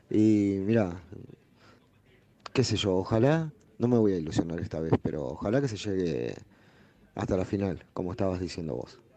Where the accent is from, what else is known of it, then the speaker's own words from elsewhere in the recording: Mendoza, Argentina; de Mendoza.